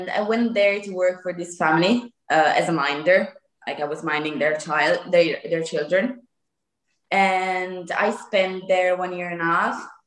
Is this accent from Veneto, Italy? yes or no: no; close to Lake Como, Lombardy, Italy; English is a second language; I'm 24, almost 25 gosh. And I am from the north of Italy, close to Lake Como